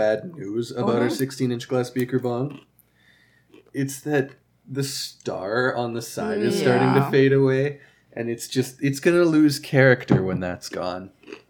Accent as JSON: {"language": "English", "country": "Canada", "said": "Because we're from Canada."}